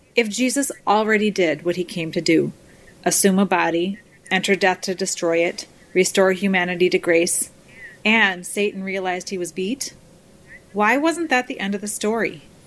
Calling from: Upper Peninsula of Michigan, United States; I'm calling from the Upper Peninsula of Michigan.

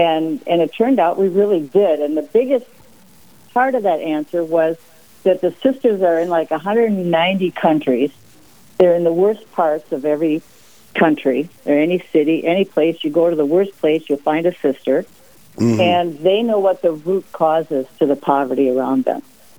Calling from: St. Paul, Minnesota, United States; St. Paul, Minnesota.

